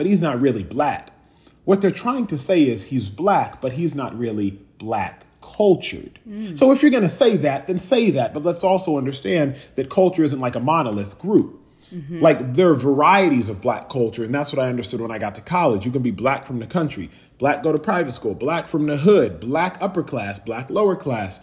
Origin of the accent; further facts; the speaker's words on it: United States; I'm first generation American